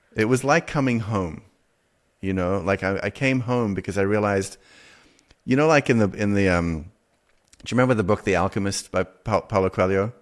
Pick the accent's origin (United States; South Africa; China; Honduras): South Africa; growing up in South Africa